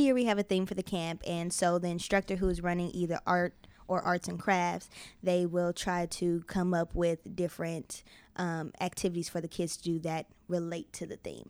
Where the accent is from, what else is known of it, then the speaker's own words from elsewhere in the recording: Denver, Colorado, United States; moved away as an adult; now in Chicago, United States; born and raised in Denver